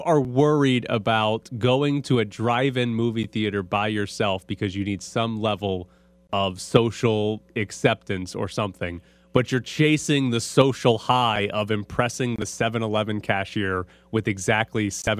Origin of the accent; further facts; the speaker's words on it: Mississippi, United States; I grew up in Mississippi.